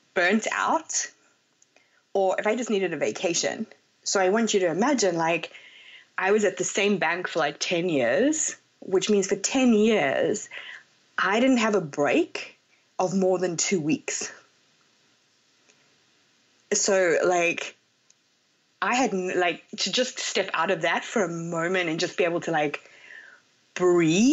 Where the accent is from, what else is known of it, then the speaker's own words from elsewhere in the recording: South Africa; moved away as an adult; also born or lived in London, United Kingdom / Hong Kong; I'm South African originally, and I moved to London after I became a chartered accountant